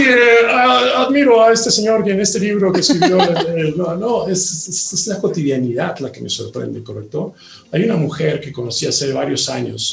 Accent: Mexico; los 120 millones de personas que vivimos en él

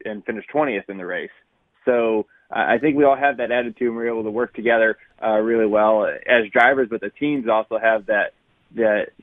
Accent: Connecticut, United States; I'm from Connecticut

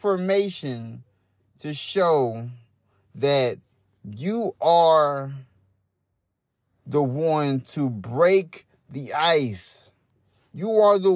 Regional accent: Hot Springs, Arkansas, United States; now in Louisville, United States; I moved from Hot Springs, Arkansas. That's my hometown. I live in Louisville, Kentucky

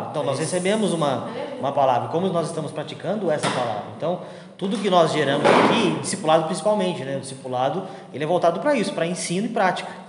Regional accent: Argentina; Portuguese is a second language; Mas quando eu volto para a Argentina, eu não volto em brasileirado. Eu ainda sou argentino, eu tenho os meus costumes argentinos, porque é a minha cultura.

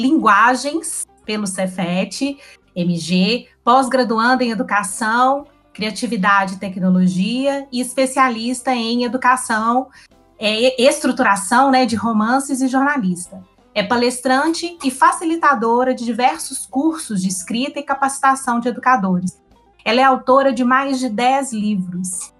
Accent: Belo Horizonte, Minas Gerais, Brazil; sou mineira, belo-horizontina, atleticana

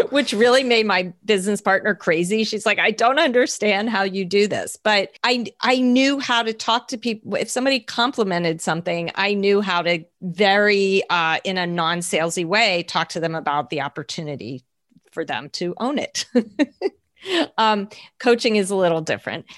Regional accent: New Jersey, United States; also born or lived in Manhattan, New York; I grew up in New Jersey. I was born in New Jersey, grew up here, went to New York State for college

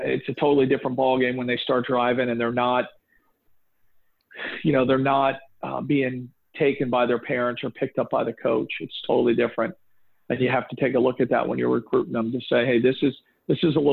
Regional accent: Boca Raton, Florida, United States; I grew up in Boca, but most of my family is from New York

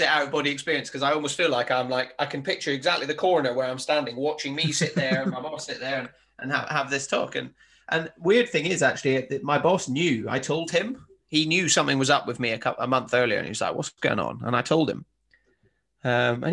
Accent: Highlands of Scotland, United Kingdom; moved away as an adult; now in South coast of England, United Kingdom; I'm from the Highlands of Scotland and my mum still lives up there

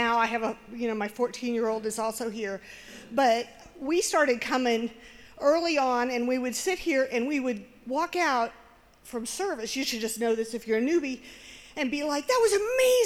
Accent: Iowa, United States; I grew up in Iowa

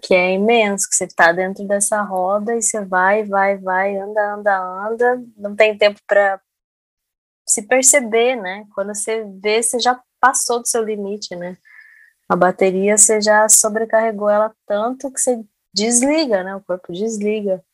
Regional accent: Jacareí, São Paulo, Brazil; also born or lived in Minas Gerais; como eu morei muito tempo em Minas, é, no interior também, sou de Jacareí

